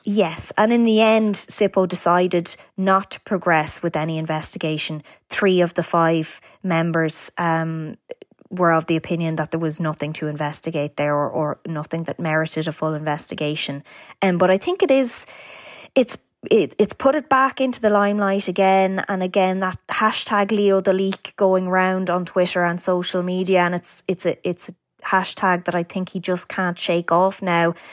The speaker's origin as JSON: {"language": "English", "area": "County Meath", "region": "Leinster", "country": "Ireland", "said": "I'm from County Meath myself"}